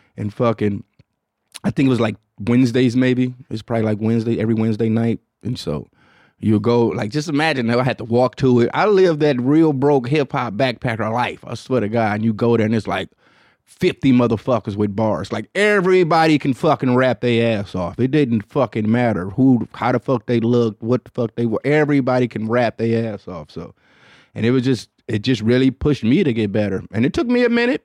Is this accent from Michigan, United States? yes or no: yes; Detroit, Michigan, United States; I'm from Detroit